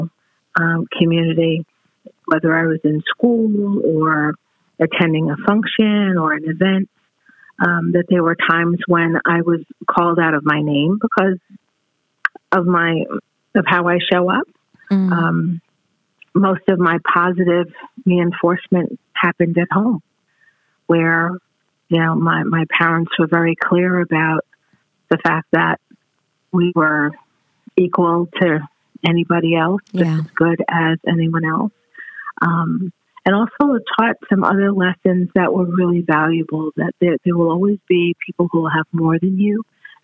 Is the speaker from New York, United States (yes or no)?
yes; New York City, New York, United States; I was born in Brooklyn, New York, and in a very diverse community